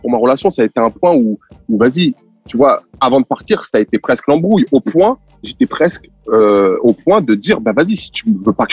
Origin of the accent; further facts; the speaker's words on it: France; Et il s'avère que je suis français